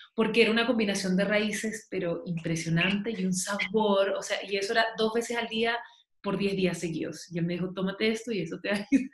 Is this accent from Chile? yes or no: yes; Chile; also born or lived in Massachusetts, United States; now in Santa Elena, Colombia; yo soy chilena y vivo en Colombia hace aproximadamente casi cuatro años.